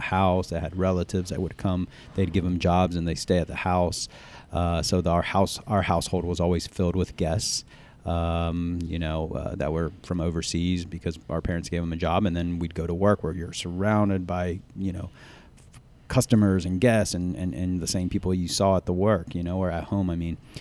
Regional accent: the South, United States; growing up in the South and, uh, having, uh, Southeastern Asian parents

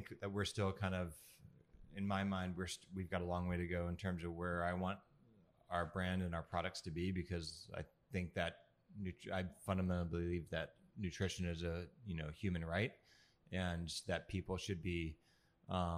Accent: Oregon, United States; I was this guy from Oregon

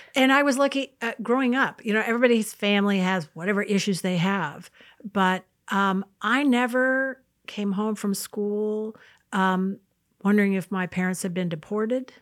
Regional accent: United States; born, um, about eighty miles north of an artificial line, and so I'm an American

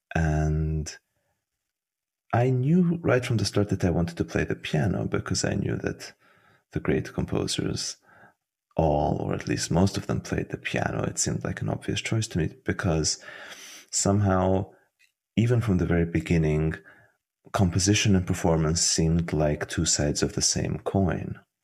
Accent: Budapest, Hungary; moved away as an adult; also born or lived in Tbilisi, Georgia / Vienna, Austria / Florence, Italy / Berlin, Germany; now in United States; I was born in Tbilisi, in Georgia. And oh, soon after, my parents moved to Hungary, to Budapest, which is where I grew up

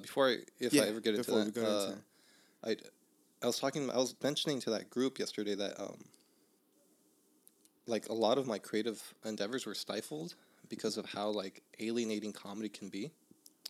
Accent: Los Angeles, California, United States; I grew up in Northeast

